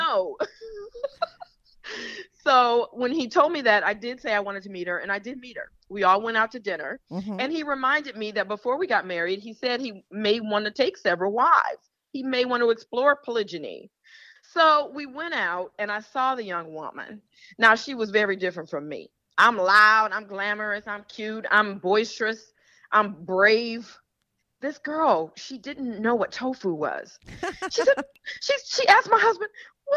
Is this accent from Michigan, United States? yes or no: yes; Detroit, Michigan, United States; I'm from Detroit